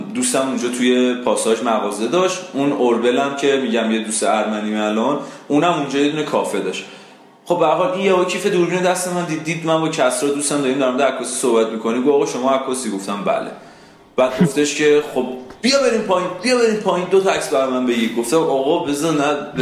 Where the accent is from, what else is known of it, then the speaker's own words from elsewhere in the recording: Isfahan, Iran; من خودم اصفهانی ام حالا ذاتا اصفهانی نیستم ولی خب تو اصفهان بزرگ شدم